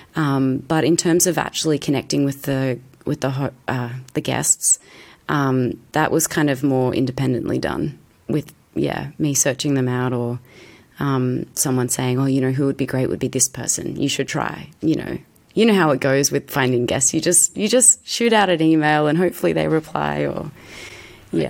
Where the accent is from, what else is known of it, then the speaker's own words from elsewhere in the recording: Australia; I'm an Aussie actress